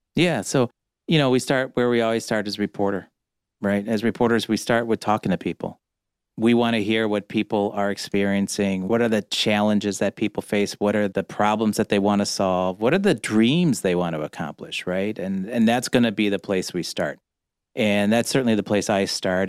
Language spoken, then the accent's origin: English; Cleveland, Ohio, United States; also born or lived in Chicago; now in Detroit, United States; I'm from Cleveland. Don't hold it against me. But as a Cleveland kid